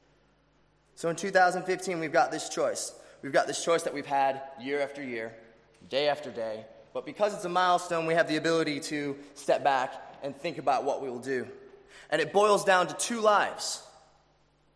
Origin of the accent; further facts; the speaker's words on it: Chicago, Illinois, United States; now in Australia; which also happens to be my city, Chicago.